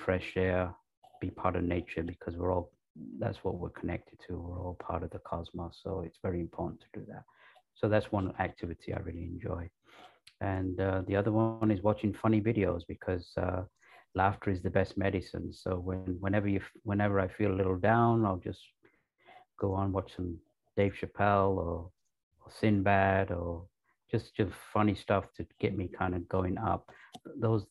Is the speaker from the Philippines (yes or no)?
no; the north of England, United Kingdom; moved away as an adult; also born or lived in Pakistan / London / Los Angeles; I was raised in England, the north of England.